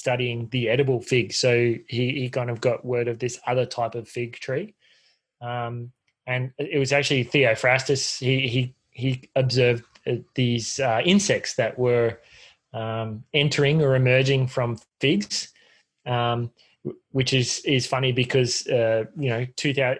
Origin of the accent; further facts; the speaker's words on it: North Queensland, Australia; I grew up in North Queensland